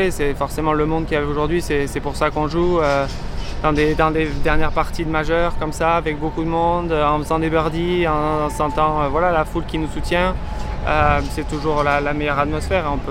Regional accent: France; je vais faire le maximum pour me, pour en tant que Français.

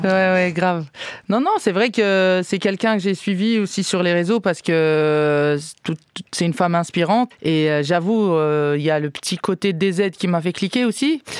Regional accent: Algiers, Algiers Province, Algeria; also born or lived in Canada; now in France; dans mon quartier, euh, là où j'ai grandi, à Babzouar, à Alger

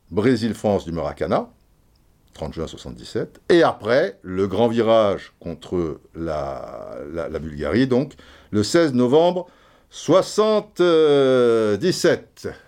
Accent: Brazzaville, Republic of the Congo; born there; Je suis né à Brazzaville, machin.

